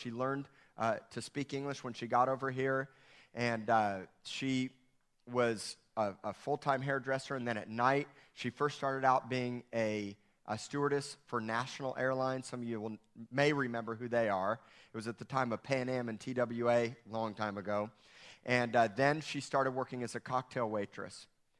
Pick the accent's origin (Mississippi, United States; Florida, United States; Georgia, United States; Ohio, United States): Florida, United States; Miami; born there; I was born in 1970 in Miami, Florida. I'm 45 years old, and I was born to a Greek mother.